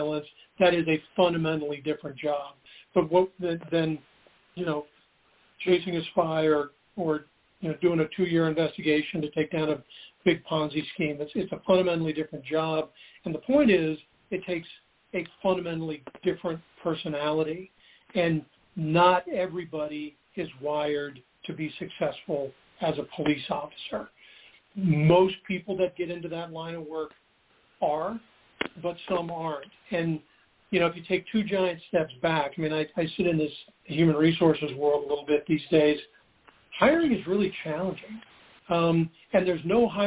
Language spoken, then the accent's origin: English; Seattle, Washington, United States; I grew up in Seattle